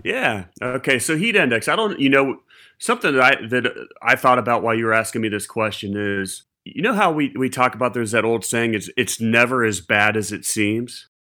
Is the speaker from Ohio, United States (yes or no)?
yes; Ohio, United States; moved away; also born or lived in Charleston; growing up in Ohio